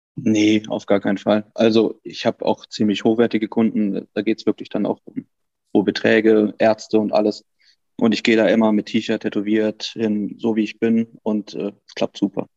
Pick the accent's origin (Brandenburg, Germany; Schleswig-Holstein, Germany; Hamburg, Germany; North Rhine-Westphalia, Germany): North Rhine-Westphalia, Germany; Cologne; ich bin Kölner